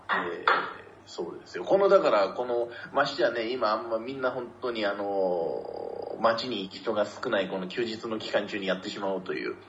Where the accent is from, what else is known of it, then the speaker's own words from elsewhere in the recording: Tochigi, Japan; moved away; 私はその栃木のクソ田舎出身